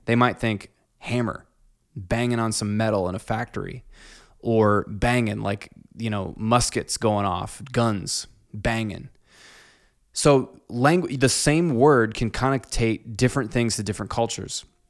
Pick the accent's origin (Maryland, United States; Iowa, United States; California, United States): Iowa, United States; Clinton; growing up in Clinton